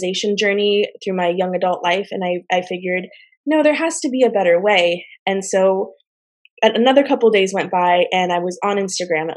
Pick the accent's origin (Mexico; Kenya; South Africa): Mexico; now in Washington, United States; my home country, Mexico